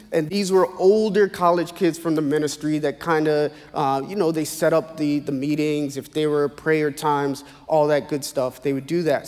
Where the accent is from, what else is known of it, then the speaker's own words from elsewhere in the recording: Naples, Florida, United States; also born or lived in Ocoee, Florida; now in South Florida, United States; I was born in Naples, Florida